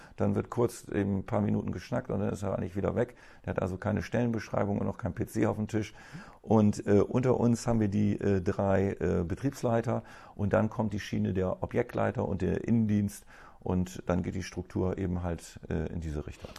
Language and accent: German; Bremen, Germany; ich bin ja Bremer durch und durch. Also ich kenne, ich bin hier geboren